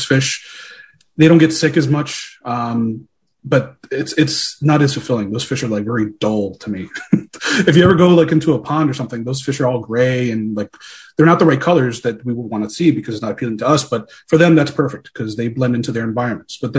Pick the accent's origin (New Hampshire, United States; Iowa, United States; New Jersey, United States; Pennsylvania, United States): Pennsylvania, United States; Philadelphia; Born and raised in Philadelphia, but I am Puerto Rican